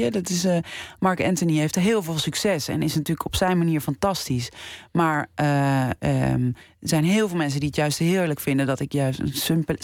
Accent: Netherlands; dat je als Nederlandse ja, genomineerd wordt.

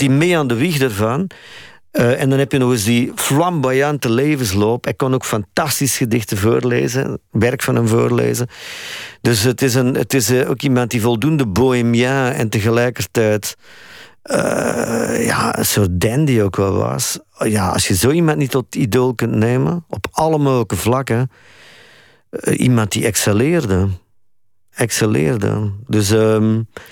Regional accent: Flanders, Belgium; ik als Vlaming

